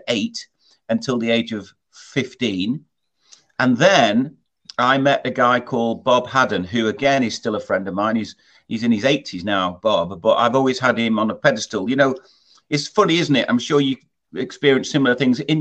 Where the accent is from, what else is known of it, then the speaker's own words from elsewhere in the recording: Scarisbrick, North West England, United Kingdom; I was brought up in Lancashire, a place called, you probably wouldn't have heard of it, but I'll tell you, the nearest town is called Southport. But I was just outside a place called Scaresbrick